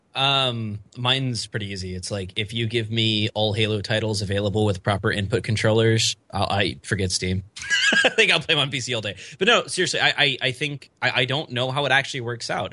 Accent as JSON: {"language": "English", "region": "Oklahoma", "country": "United States", "said": "I'm from Oklahoma."}